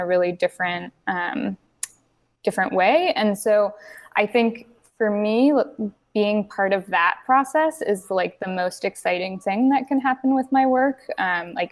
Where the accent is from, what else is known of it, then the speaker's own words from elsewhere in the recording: Berkeley, California, United States; I grew up in Berkeley, California